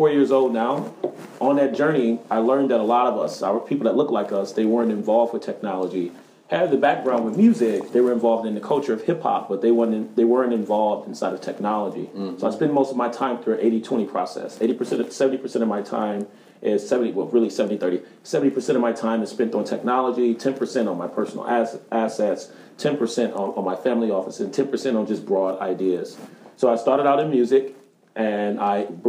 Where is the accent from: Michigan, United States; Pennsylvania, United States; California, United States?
Michigan, United States; Detroit; also born or lived in Chicago, Illinois, United States; now in Los Angeles, United States; I was born in Chicago, raised in Detroit, and recently resided in Los Angeles.